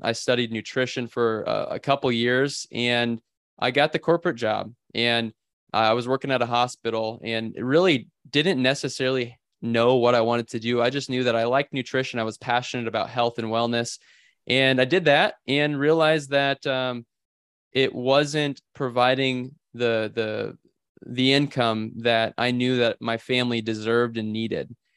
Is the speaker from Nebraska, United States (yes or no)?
yes; Bellwood, Nebraska, United States; in Bellwood, Nebraska is where I, I was born and raised